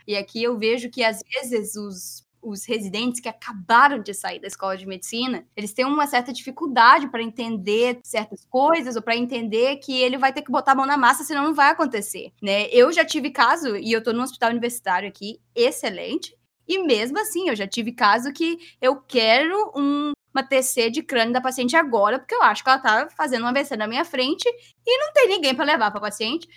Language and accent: Portuguese; Vitória, Espírito Santo, Brazil; moved away as an adult; also born or lived in New Jersey; now in Philadelphia, United States; Eu sou de Vitória, que é uma cidade relativamente melhor a muitas muitas outras cidades em relação, né, à violência e tudo mais